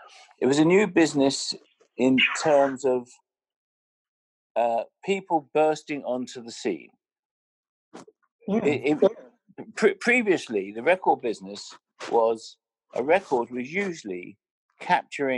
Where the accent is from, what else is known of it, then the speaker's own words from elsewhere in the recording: London, United Kingdom; I'm from Finsbury Park. So, you know, I didn't go to, I wasn't educated in the Gilded Cage. I was educated in Holloway. And my parents, they had a sweet shop